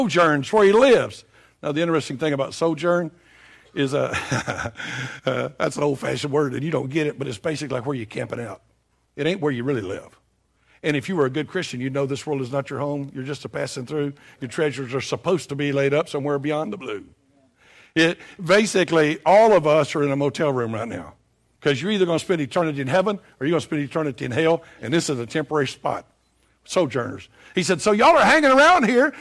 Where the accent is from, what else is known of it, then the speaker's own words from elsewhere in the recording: Tennessee, United States; moved away; I'm from Tennessee